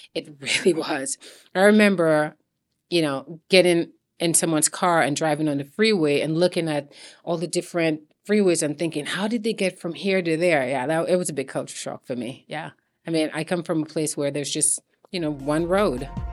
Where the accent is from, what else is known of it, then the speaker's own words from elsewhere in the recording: St. Lucia; moved away; growing up in Saint Lucia.